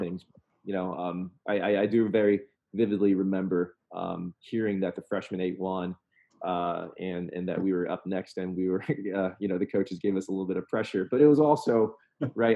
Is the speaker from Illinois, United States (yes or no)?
no; Southern Indiana, United States; I grew up in Southern Indiana